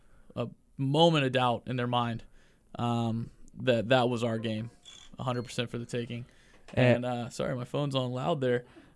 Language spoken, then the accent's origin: English; Charlotte, North Carolina, United States; I'm from Charlotte.